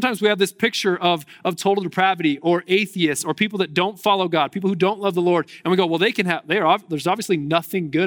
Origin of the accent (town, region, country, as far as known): United States